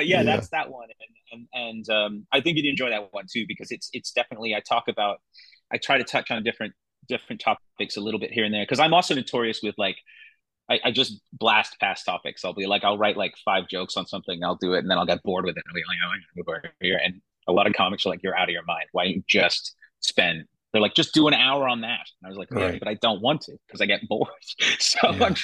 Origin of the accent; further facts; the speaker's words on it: Canada; also born or lived in England; I was born in there and I grew up in Canada